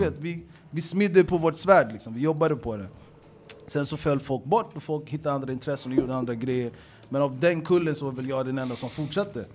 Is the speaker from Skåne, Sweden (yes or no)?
no; Stockholm, Stockholm County, Sweden; Hässelby är en arbetarklassförort, i alla fall där jag växte upp